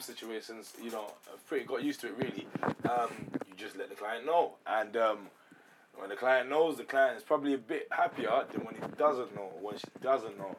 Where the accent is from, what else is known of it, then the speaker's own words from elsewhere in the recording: London, United Kingdom; I'm actually from the suburban um, areas in London.